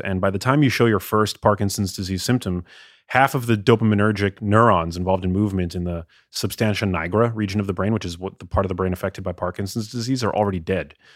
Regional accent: New York, United States; also born or lived in Los Angeles; as a kid growing up in New York

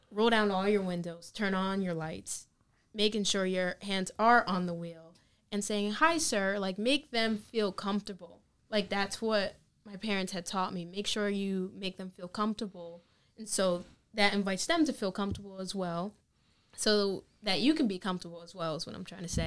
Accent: New York, United States; growing up in New York, like it's a totally

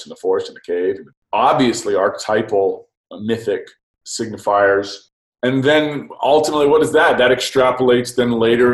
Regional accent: Oxford, South East England, United Kingdom; I'm from England. I'm from Oxford.

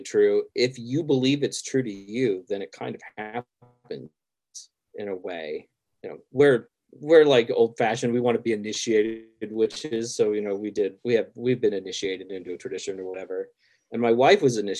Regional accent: the South, United States; I grew up in the South

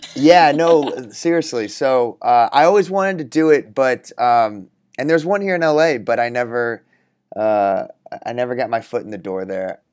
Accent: Texas, United States; I grew up in Texas

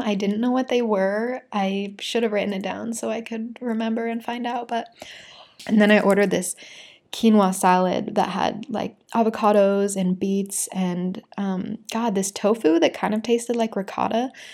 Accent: Utah, United States; also born or lived in Brazil; a girl from Utah

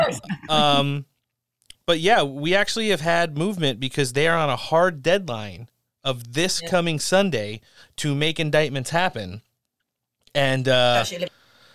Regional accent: tri-state area, United States; I grew up in the Tri-State area

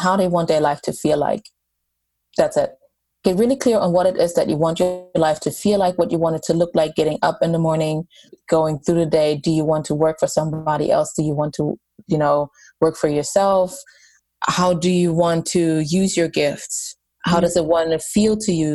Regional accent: Germany; moved away; I grew up in Germany and I was, a Catholic family

